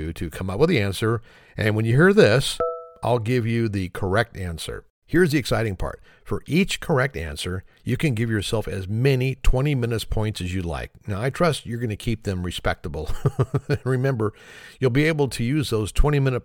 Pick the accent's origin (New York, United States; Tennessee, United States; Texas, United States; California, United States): California, United States; Oakland; I grew up right across the bay in Oakland, California. That's where I was born, so Oakland's my hometown there.